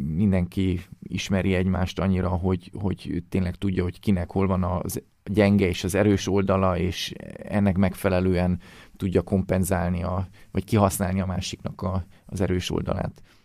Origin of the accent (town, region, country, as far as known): Hungary